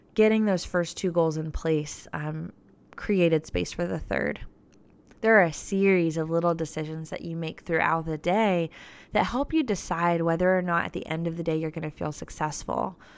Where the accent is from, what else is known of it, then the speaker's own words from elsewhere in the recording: Florida, United States; now in Nashville, United States; I wasn't from Nashville. I'm from Florida. I'm a Florida girl